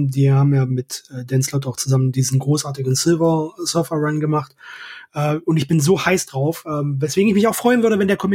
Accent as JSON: {"language": "German", "region": "East Germany", "country": "Germany", "said": "Ich komme aus dem Osten, ich habe sowieso einen Freifahrtschein für alles."}